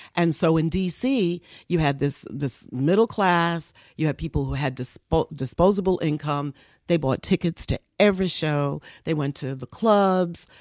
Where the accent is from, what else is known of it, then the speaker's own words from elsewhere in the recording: New York City, New York, United States; first language Spanish; moved away as an adult; also born or lived in Queens / Bayamon, Puerto Rico / Harlem / Washington, D.C.; I was born in Queens. uh, raised as a small young girl in the Bronx